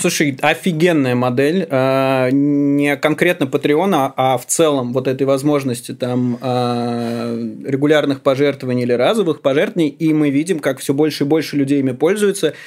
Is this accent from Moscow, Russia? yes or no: yes; Moscow, Russia; я родился в Москве, я всю жизнь здесь живу